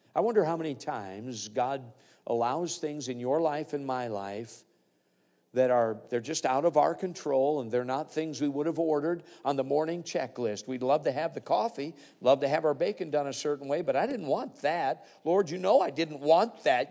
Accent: Alaska, United States; I come from Alaska, which we are a state with a lot of mining up there

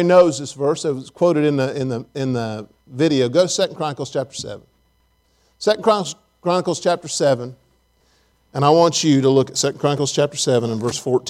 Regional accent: Farmersburg, Indiana, United States; also born or lived in Abilene, Texas; now in Tennessee, United States; I'm from the rural area of Farmersburg, Indiana

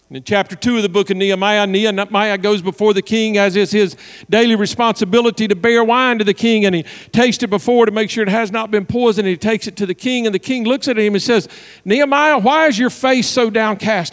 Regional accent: Southwest Virginia, United States; moved away; I'm from Virginia, and we all knew the church in Virginia I was going back to pastor

